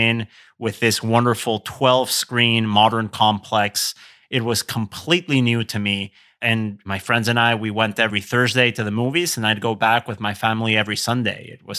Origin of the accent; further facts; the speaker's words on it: Querétaro, Mexico; I'm fortunate that the formative cinema experience that I have is still around in my hometown of Querétaro in Mexico, but it's under a different name.